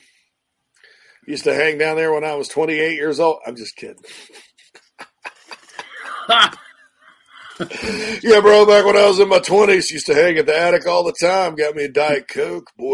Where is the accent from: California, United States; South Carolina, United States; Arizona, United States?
South Carolina, United States; Spartanburg; also born or lived in Myrtle Beach, South Carolina; I was born in Spartanburg, and then we lived in Myrtle